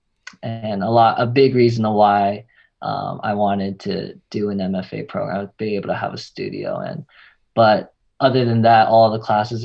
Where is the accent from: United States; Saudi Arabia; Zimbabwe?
United States; Bay Area, California; moved away as an adult; now in Los Angeles, United States; I'm originally from the Bay Area. Came down here for USC